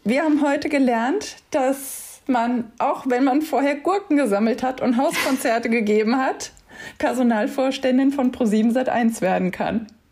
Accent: Wiesbaden, Hesse, Germany; Ich bin in Wiesbaden aufgewachsen mit dem Z D F auf der anderen Rheinseite.

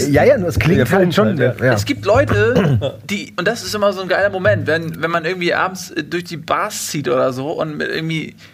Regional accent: Australia; ich komme dann aus Australien und die kommen halt aus Europa und dann mm, mm. irgendwie, mein Akzent ist anders, ich weiß es nicht.

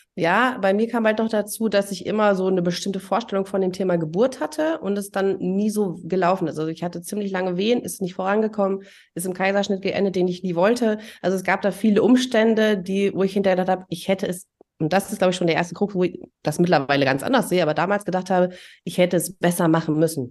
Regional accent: East Germany, Germany; ich bin ja auch in der DDR groß geworden

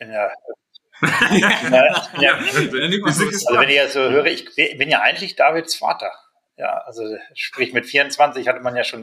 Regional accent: Hanover, Lower Saxony, Germany; now in Munich, Germany; bin bin äh, echter Niedersachse, also sprich Hannoveraner in München. Heute lebe ich in München

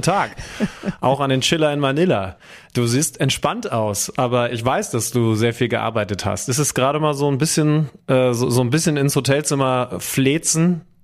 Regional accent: Wolfsburg, Lower Saxony, Germany; moved away; in meiner Heimat

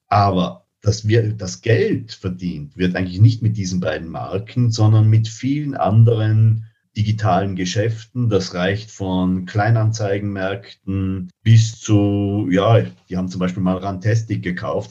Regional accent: Tyrol, Austria; ich bin gebürtiger Tiroler

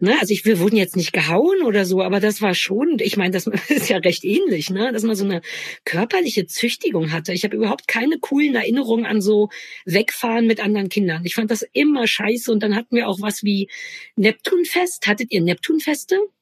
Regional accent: East Germany, Germany; bei uns in der DDR

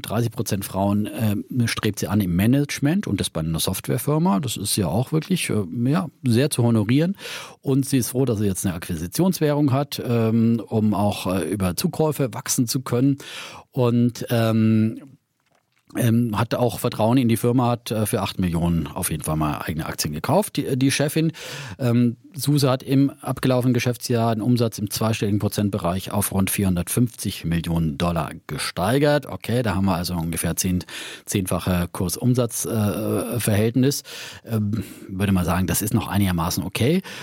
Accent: Bavaria, Germany; mir persönlich als Franke

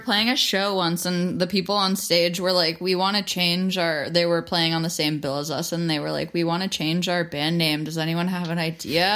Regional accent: New York, United States; We're from New York

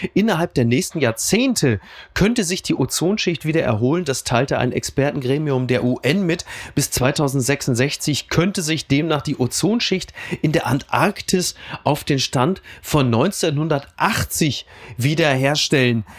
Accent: Castrop-Rauxel, North Rhine-Westphalia, Germany; in Kassel-Brauxel, wo ich herkomme

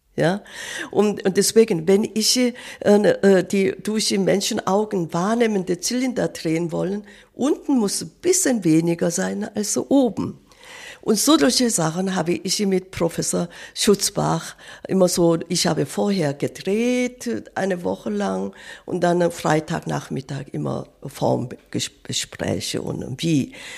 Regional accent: South Korea; German is a second language; moved away; ich bin Kriegsjahr in Korea geboren.

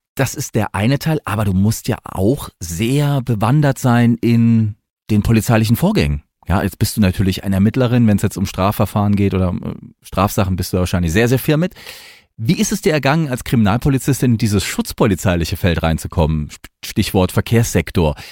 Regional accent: Mannheim, Baden-Württemberg, Germany; accent: Mannheim dialect; ich bin ja gebürtig eher aus dem Ländler, also ich bin aus Monnem

